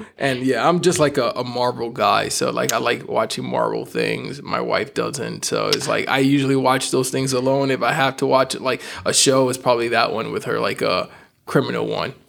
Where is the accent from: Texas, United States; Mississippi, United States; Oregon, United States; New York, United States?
New York, United States; I'm from New York